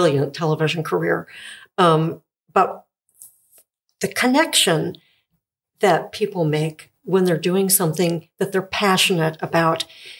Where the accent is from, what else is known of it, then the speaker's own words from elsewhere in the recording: Gilman, United States; I grew up in Gilman.